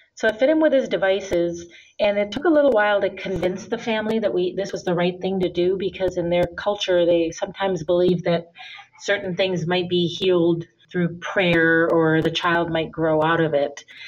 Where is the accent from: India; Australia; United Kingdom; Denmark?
India; moved away as an adult; also born or lived in Minnesota, United States; now in United States; And then I also grew up in India. My father's from India. I was born here in the United States in Minnesota, but when I was five, I went to live in India for 13 years